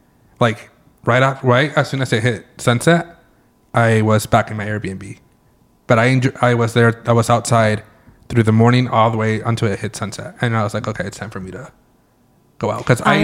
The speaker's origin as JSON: {"language": "English", "region": "California", "country": "United States", "said": "I try to say that I wasn't from California, that I was from Mexico or Spain. And they're like, boy, we know you're from the United States."}